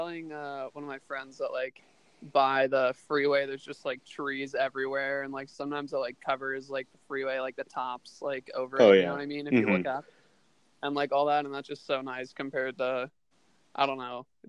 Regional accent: Portland, Oregon, United States; Portland, Oregon.

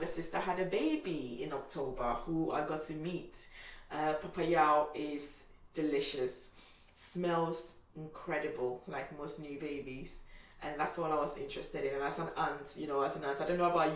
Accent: Ghana; moved away; I'm from Ghana

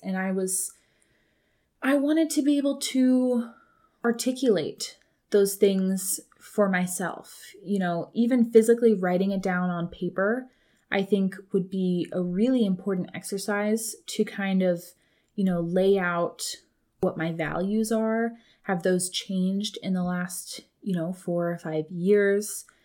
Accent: Colorado, United States; now in California, United States; my hometown

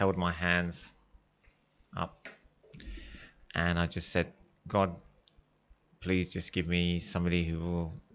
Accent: United Kingdom; accent: English; moved away as an adult; now in Australia; I was born and raised in the UK to Italian parents.

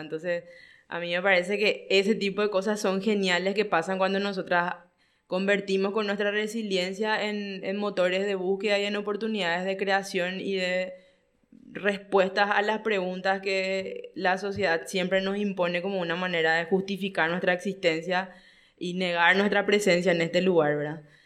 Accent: Paraguay; yo siempre fui extranjerizada a mi propio país, ¿verdad? Siempre, hasta hoy, yo tengo que justificar por poco con mi DNI o mi cédula de identidad que realmente soy paraguaya

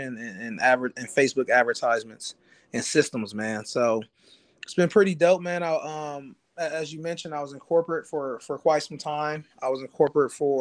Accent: Columbus, Ohio, United States; I'm from Columbus, Ohio.

